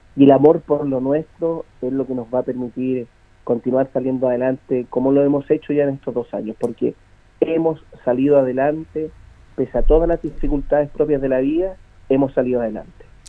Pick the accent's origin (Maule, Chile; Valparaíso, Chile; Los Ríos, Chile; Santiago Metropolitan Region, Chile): Maule, Chile; Linares; yo tengo 43 años, soy de Linares, voy a morir en Linares